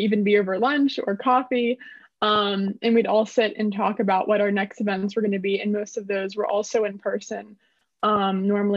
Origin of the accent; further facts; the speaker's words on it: Springfield, Ohio, United States; I'm from Springfield, Ohio.